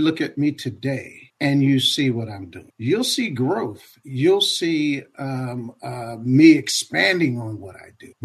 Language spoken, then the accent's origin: English; Compton, California, United States; I grew up mainly in the Los Angeles area. I'm a survivor of Compton